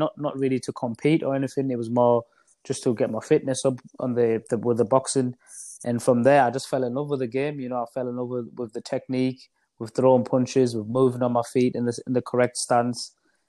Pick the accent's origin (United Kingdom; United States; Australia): United Kingdom; Middlesbrough, North East England; a small town called Middlesbrough in the northeast of England.